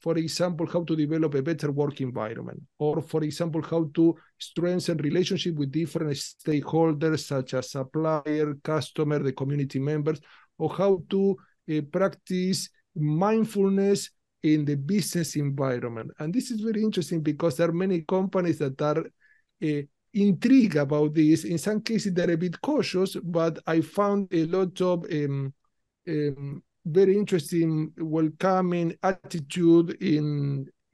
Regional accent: Rosario, Santa Fe, Argentina; accent: mix of Spanish, Italian, Portuguese; English is a second language; moved away as an adult; now in London, United Kingdom; I'm Italian-Argentinian, so I was born in Argentina, in the city of Rosario

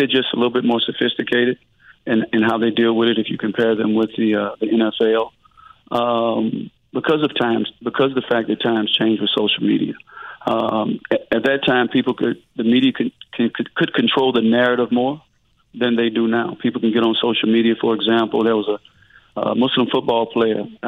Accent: Mississippi, United States; growing up in Mississippi

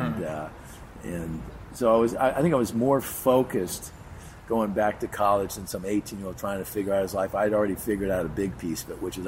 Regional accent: Beverly Hills, California, United States; born or raised there

